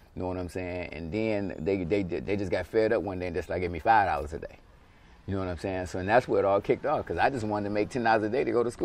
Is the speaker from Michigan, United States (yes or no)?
yes; Detroit, Michigan, United States; I was born and raised in this actual apartment right here, man, my whole life, at least till I was like 16, 17.